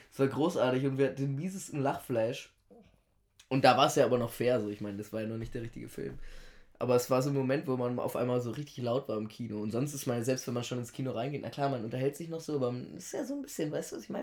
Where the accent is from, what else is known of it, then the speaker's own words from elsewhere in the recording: Italy; und da ist man dann natürlich als äh, Italiener, man kennt